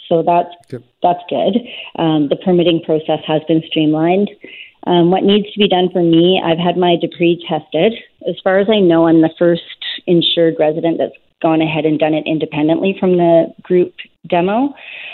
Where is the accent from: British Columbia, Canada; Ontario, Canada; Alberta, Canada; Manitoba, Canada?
British Columbia, Canada; Tsawwassen; also born or lived in Lytton, British Columbia; then we moved back to my hometown of Tawasin.